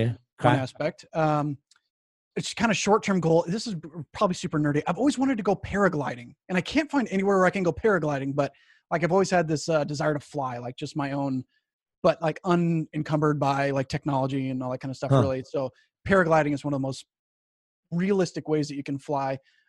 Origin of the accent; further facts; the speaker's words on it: Colorado Springs, Colorado, United States; I was born in Colorado Springs, or I was raised in Colorado Springs.